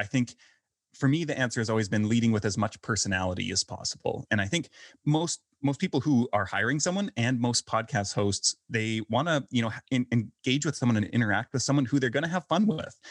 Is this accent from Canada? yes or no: yes; Canada; moved away as an adult; also born or lived in Vancouver, Canada; now in Belgrade, Serbia; I'm originally from Canada